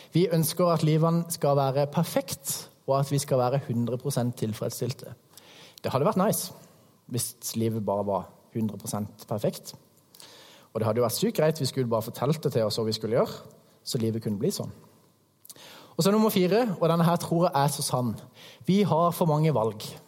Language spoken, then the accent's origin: Norwegian; Hægeland, Agder, Norway; moved away; kommer jeg fra Krembygda Hægeland